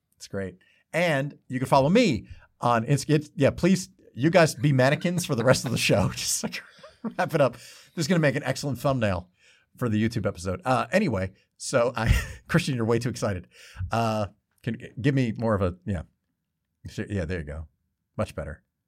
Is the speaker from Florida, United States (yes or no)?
no; Lakewood, New Jersey, United States; I grew up in Lakewood, New Jersey